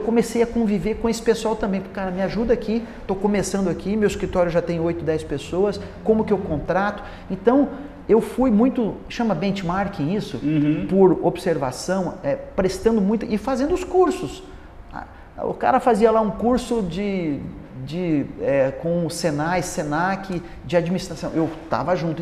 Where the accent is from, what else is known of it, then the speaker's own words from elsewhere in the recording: Paraná, Brazil; also born or lived in United States; eu sou de uma cidade pequena do Paraná